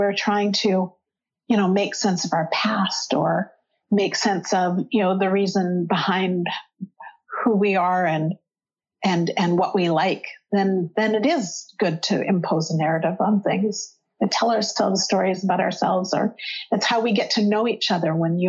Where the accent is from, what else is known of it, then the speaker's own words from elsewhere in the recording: Northern England, United Kingdom; But we're not. We're not Scottish. We're from Northern England.